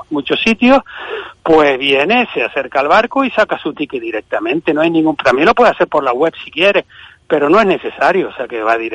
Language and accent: Spanish; Arguineguín, Canary Islands, Spain; also born or lived in Madrid; mi padre, como le dije, eh, en el año 69, pues yo tenía cinco años y pues, pues, sobre la marcha no, no, nos subió a todos y hemos, mi hermano y yo, pues llevamos aquí, pues vamos, toda la vida, toda la vida.